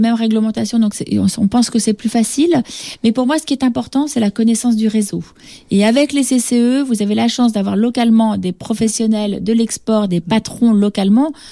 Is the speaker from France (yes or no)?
yes; France; now in Senegal; on est français